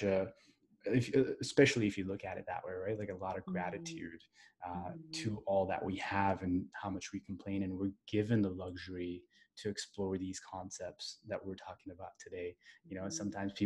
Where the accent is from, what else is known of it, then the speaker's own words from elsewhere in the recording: Northern California, United States; also born or lived in India; I was born in India, but I grew up in Northern California